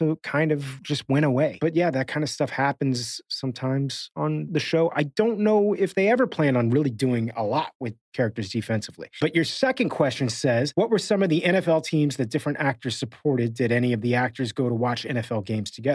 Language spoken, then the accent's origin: English; Miami, Florida, United States; moved away; I grew up in Miami